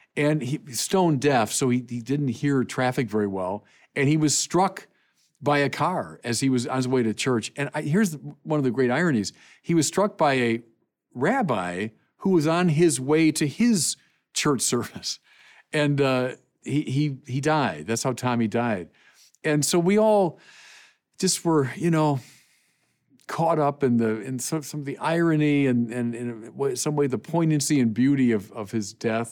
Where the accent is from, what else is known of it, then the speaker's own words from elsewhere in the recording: Chicago, Illinois, United States; going to, uh, Angel Guardian Orphanage, Chicagoans know what I'm talking about